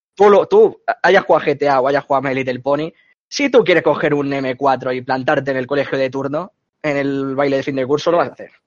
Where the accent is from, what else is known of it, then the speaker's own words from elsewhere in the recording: Catalonia, Spain; aquí en Cataluña, no me sé otro sitio, porque eso he estudiado aquí